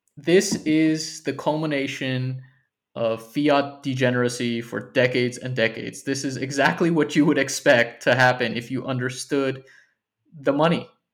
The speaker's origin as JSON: {"language": "English", "country": "United States", "moved": "yes", "lives_now": "United Kingdom", "said": "as an American living here"}